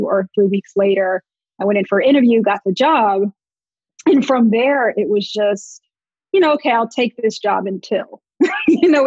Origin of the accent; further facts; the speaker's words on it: Montclair, New Jersey, United States; I grew up in Montclair, New Jersey, very diverse setting, diverse town